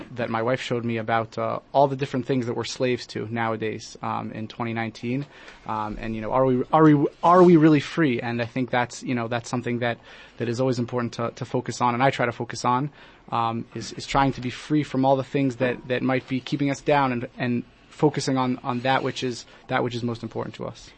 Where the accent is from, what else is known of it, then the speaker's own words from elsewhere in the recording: Portland, Oregon, United States; now in Johannesburg, South Africa; I grew up in America in a place called Portland, Oregon